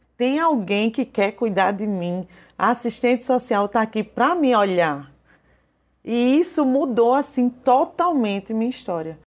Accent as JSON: {"language": "Portuguese", "town": "João Pessoa", "region": "Paraíba", "country": "Brazil", "said": "eu sou de João Pessoa, na Paraíba"}